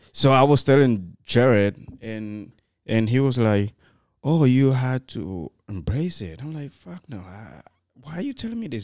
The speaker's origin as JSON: {"language": "English", "country": "Guinea", "also_born_or_lived": "Morocco", "moved": "yes", "said": "I was from Guinea, and then I have people from Cameroon, Cote d'Ivoire, all together in the same building"}